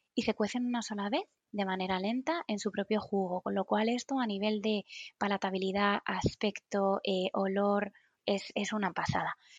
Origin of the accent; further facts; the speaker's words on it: Madrid, Community of Madrid, Spain; en Madrid, de donde soy